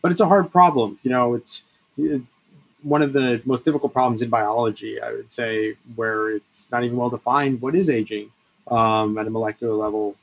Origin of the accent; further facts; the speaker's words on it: Bethesda, Maryland, United States; I grew up in Bethesda